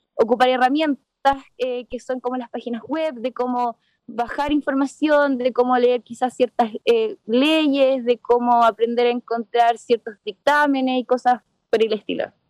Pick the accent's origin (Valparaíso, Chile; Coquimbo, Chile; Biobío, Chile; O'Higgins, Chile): Coquimbo, Chile; Choapa; de chica salí del colegio de Chuapa